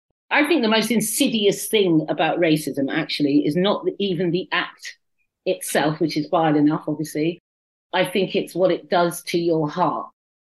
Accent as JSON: {"language": "English", "town": "Paddington", "region": "London", "country": "United Kingdom", "tie": "born there", "also_born_or_lived": "Kent / Cyprus / Norfolk / Suffolk", "said": "I was born in Paddington, and then I went to Kent, and then I went to Cyprus, and then I came to Norfolk, good God, and then Suffolk, good God."}